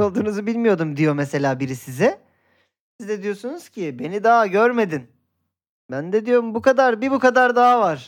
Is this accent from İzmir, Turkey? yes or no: yes; Göztepe, İzmir, Turkey; Göztepe taraftarıyım. Çocukluğum orada geçti